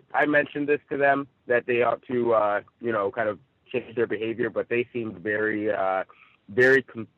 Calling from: Rancho Cucamonga, California, United States; I'm reporting live from Rancho Cucamonga here in Southern California.

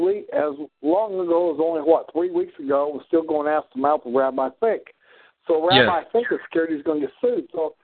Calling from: Missouri, United States; so I was calling in from Southwest Missouri.

